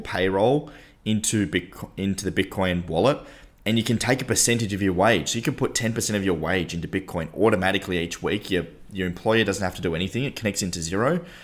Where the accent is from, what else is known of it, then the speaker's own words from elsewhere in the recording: Tasmania, Australia; We come from Tasmania